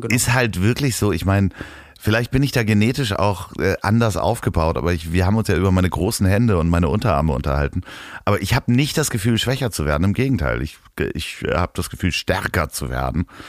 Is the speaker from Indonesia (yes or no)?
no; Germany; ich bin aus Deutschland